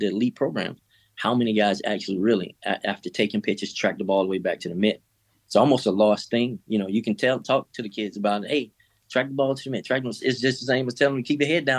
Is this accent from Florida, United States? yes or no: yes; Miami, Florida, United States; moved away; I'm from Miami